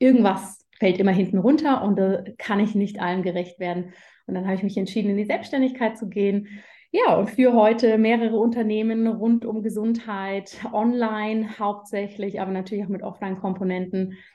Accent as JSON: {"language": "German", "region": "Berlin", "country": "Germany", "lives_now": "Zurich, Switzerland", "said": "ich komme ganz ursprünglich aus Berlin, wohne mittlerweile aber in der Schweiz, in Zürich mit meiner Familie."}